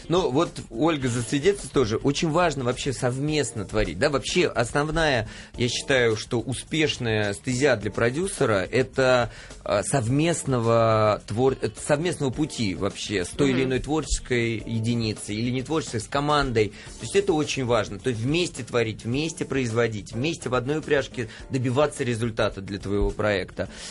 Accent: Saint Petersburg, Russia; now in Moscow, Russia; я вообще из Петербурга

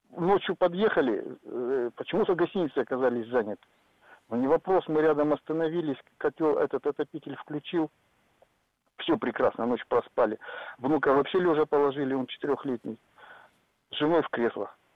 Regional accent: Arkhangelsk Oblast, Russia; now in Tyumen, Russia; я езжу из Тюмени, я родился в Архангельской области, и мы с семьей ездим туда

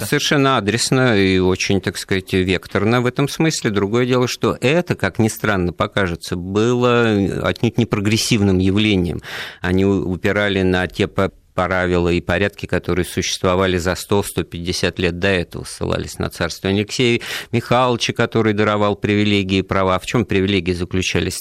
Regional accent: Moscow, Russia; я вот коренной москвич

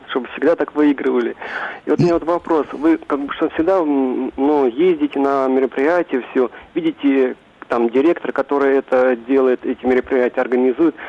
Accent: Moscow, Russia; из Москвы

